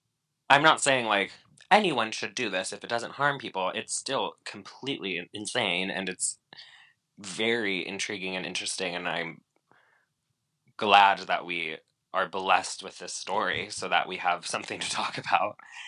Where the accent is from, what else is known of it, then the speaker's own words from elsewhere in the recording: Spain; also born or lived in Boston, United States; Yeah, I was born in Boston. Like, that's true. I did spend a lot of my childhood in Spain.